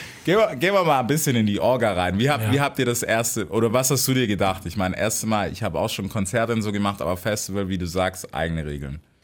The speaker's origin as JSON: {"language": "German", "country": "United States", "moved": "yes", "said": "selber als Amerikaner"}